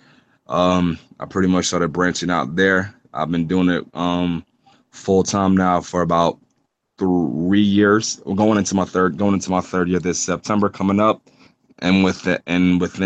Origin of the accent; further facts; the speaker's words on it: New York City, New York, United States; Brooklyn, New York. Flatbush by way of Brownsville